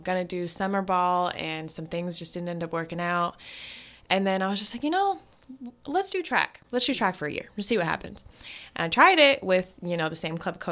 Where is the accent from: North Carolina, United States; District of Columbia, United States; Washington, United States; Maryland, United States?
Washington, United States; Tacoma; also born or lived in Berkeley, California; I grew up in Tacoma, Washington. I was born in Berkeley, California.